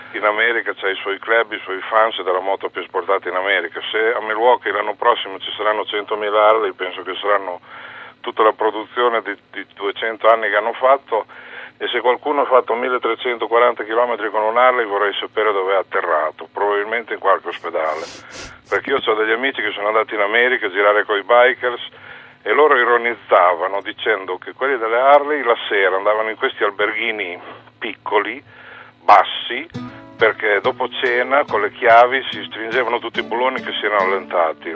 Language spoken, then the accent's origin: Italian; Bologna, Emilia-Romagna, Italy; da bolognese